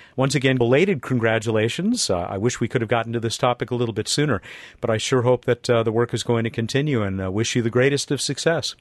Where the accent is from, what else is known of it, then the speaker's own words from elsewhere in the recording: Los Alamitos, California, United States; a neighboring town to my hometown, Los Alamitos, California